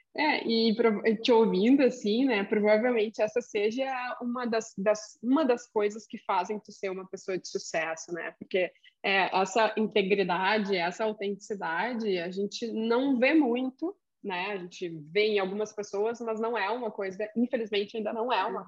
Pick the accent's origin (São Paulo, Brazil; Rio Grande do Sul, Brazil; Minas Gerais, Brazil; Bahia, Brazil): Rio Grande do Sul, Brazil; accent: gauchês; sou gaúcha mesmo